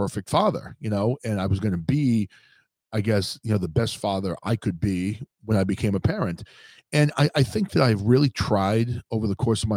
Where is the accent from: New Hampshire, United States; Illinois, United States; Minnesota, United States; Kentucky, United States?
New Hampshire, United States; I grew up in New Hampshire.